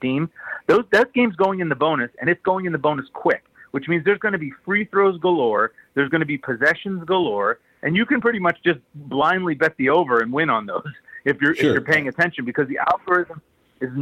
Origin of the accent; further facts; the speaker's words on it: Pittsburgh, Pennsylvania, United States; my hometown Pitt Panthers